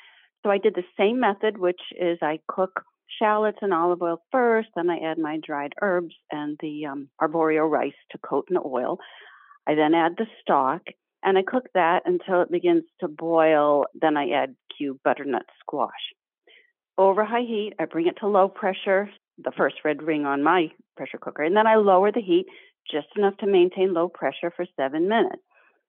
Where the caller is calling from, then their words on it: Massachusetts, United States; Wambsgott, Mass.